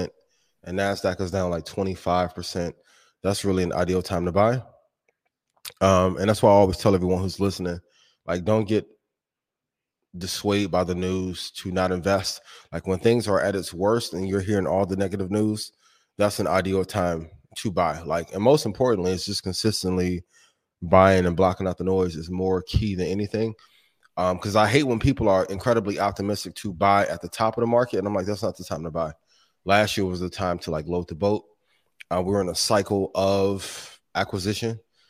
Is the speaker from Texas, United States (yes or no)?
no; Indiana, United States; This is my hometown, right? Or home state.